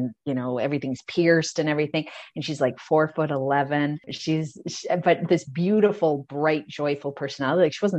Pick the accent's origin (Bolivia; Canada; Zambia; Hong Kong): Canada; Calgary, Alberta; also born or lived in Sydney; I'm from Calgary and it was a pretty insular small town kind of vibe then